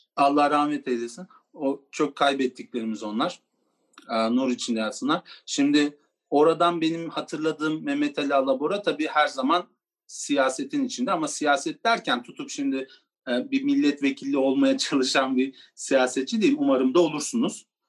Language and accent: Turkish; Turkey; Türkiye'de doğdum ben Gürcü